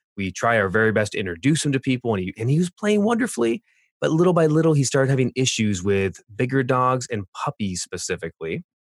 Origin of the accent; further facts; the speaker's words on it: Orange County, California, United States; moved away; also born or lived in Boulder, Colorado; I grew up in Orange County, California, but lived in uh, South